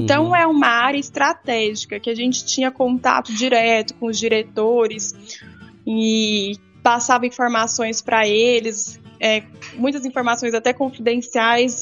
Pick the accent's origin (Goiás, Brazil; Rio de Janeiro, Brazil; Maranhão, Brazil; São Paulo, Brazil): Goiás, Brazil; Rio Verde; Eu nasci em Rio Verde, Goiás, né? Interior do estado de Goiás